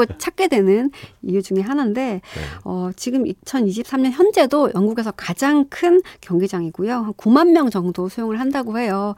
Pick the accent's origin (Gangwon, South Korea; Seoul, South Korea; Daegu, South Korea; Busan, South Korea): Busan, South Korea; 고향이 부산이고요